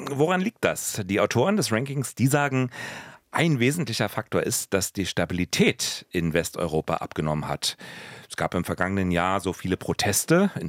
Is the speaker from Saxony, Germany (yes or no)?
no; Berlin, Germany; können wir als Berliner natürlich